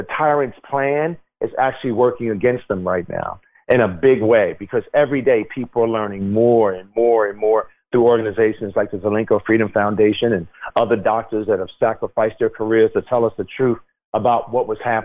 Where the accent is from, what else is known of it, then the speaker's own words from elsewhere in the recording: Newark, New Jersey, United States; I grew up in Newark, New Jersey